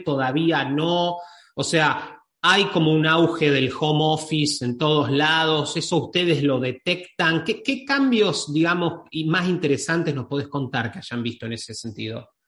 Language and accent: Spanish; Argentina; yo, soy de Argentina